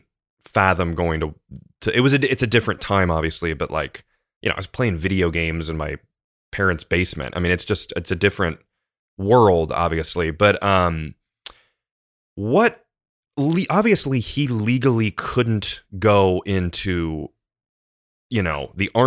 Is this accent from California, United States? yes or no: no; Ohio, United States; I'm from Ohio